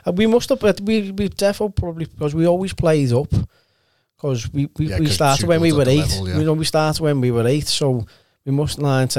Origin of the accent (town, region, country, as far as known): Liverpool, North West England, United Kingdom